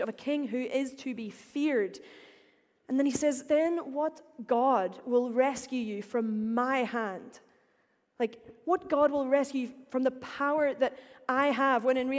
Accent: Northern Ireland, United Kingdom; accent: Northern Irish; I will say power like any good Northern Irish person

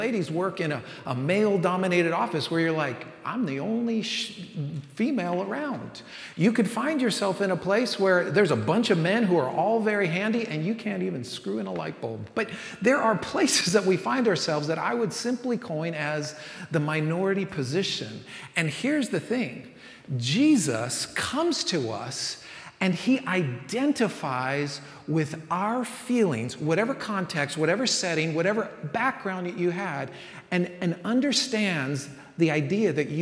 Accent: San Francisco, California, United States; I grew up in San Francisco

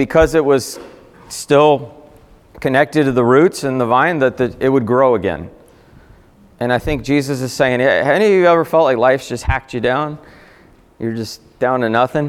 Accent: South Florida, United States; I grew up in South Florida, very hot

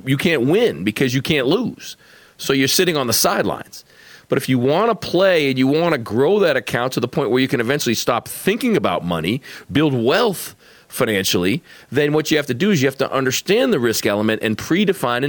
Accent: Boston, Massachusetts, United States; moved away; you can take the kid out of Boston, you can't take Boston out of the kid

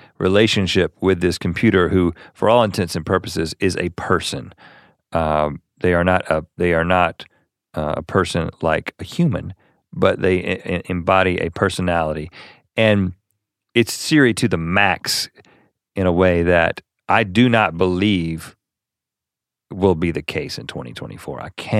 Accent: North Carolina, United States; I used to understand that as flicking the bird growing up in North Carolina as a child.

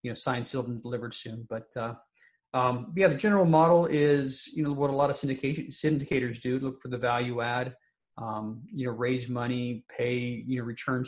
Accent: Salt Lake City, Utah, United States; moved away as an adult; also born or lived in St. Paul, Minnesota; University of Utah, which is, you know, in my hometown, Salt Lake City.

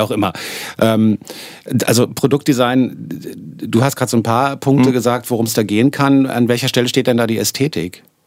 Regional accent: Berlin, Germany; accent: Berlinerisch; als Berliner sage ich zum Beispiel immer dis statt

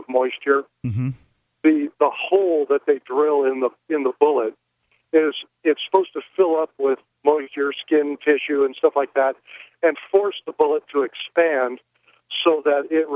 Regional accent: Iowa, United States; I grew up in Iowa. I grew up on a farm.

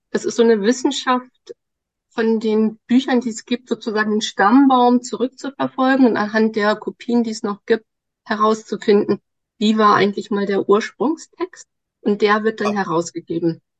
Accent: Lower Saxony, Germany; also born or lived in Osnabrück / Darmstadt; nee, also, äh, in Niedersachsen, also hier schon in der Nähe von Bremen. Kann ich ja ganz kurz erzählen. Genau, ich bin hier auf dem Land aufgewachsen. Ich bin eine echte Norddeutsche.

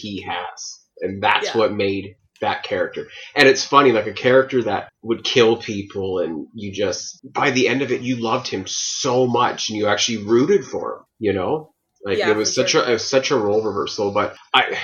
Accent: Chilliwack, British Columbia, Canada; I come from Chilliwack, BC

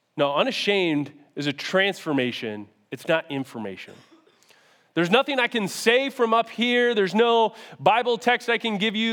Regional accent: Syracuse, New York, United States; moved away as an adult; now in Rochester, United States; I grew up in Syracuse, and I got recruited to come play football here in Rochester

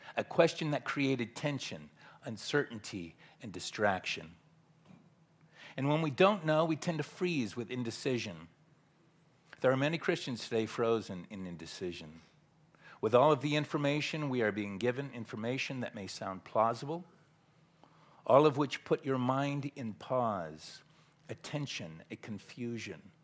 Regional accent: Southern California, United States; moved away as an adult; now in Tyler, Texas, United States; born and raised in Southern California

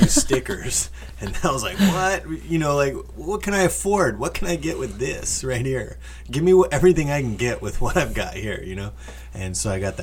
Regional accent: Oxnard, California, United States; I grew up in Oxnard, California

